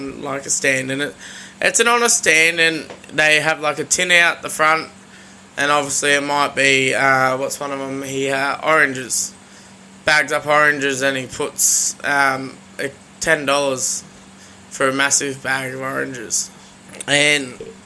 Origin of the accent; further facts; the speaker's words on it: Sunshine Coast, Queensland, Australia; back home where we grew up on the Sunshine Coast